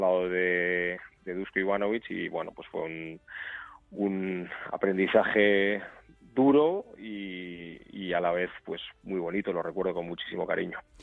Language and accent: Spanish; Portugalete, Basque Country, Spain; soy vizcaíno, pues soy de Portugalete